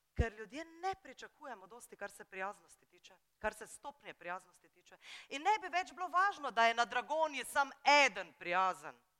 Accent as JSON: {"language": "Slovenian", "town": "Brunšvik", "region": "Drava", "country": "Slovenia", "tie": "born or raised there", "said": "Jaz sem iz Brunšvika, to je ena majhna vas"}